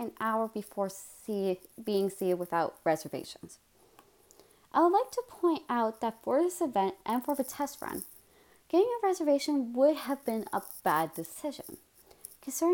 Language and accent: English; Amherstburg, Ontario, Canada; I'm from Alden Center. That's a suburb of Amherstburg that borders Harrow, Colchester, and McGregor. Needless to say, I've lived around small municipalities my entire life.